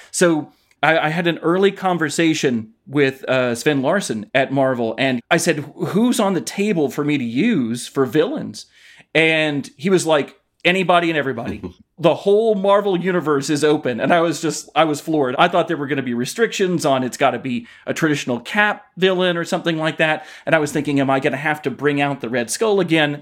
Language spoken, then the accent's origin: English; Knoxville, Tennessee, United States; I grew up in Knoxville, Tennessee